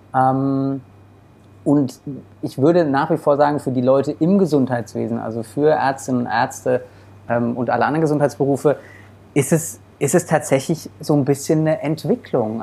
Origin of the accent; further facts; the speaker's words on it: Germany; bei uns in Deutschland